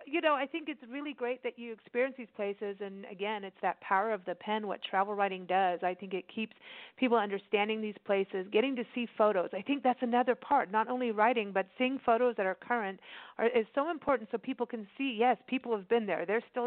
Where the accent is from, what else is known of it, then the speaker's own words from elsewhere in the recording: Kenya; also born or lived in South Africa; I grew up that way. I grew up in Kenya and South Africa, and I'm used to being checked for bombs and things all the time.